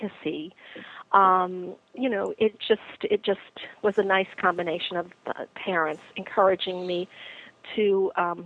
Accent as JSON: {"language": "English", "town": "New York City", "region": "New York", "country": "United States", "also_born_or_lived": "Long Island", "said": "I'm from Queens, New York"}